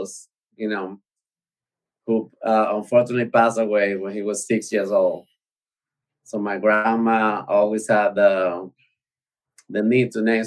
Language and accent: English; Maracaibo, Zulia, Venezuela; English is a second language; moved away as an adult; now in Florida, United States; I was born in Venezuela, South America. A city named Maracaibo